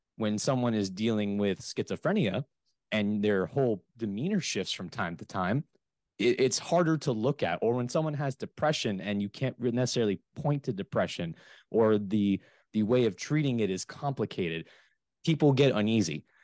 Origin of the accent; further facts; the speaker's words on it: South Florida, United States; moved away as an adult; also born or lived in West Lafayette, Indiana; I am originally from the South Florida area